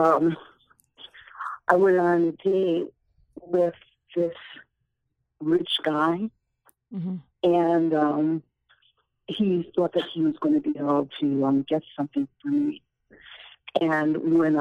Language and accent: English; Long Island, New York, United States; I grew up out on Long Island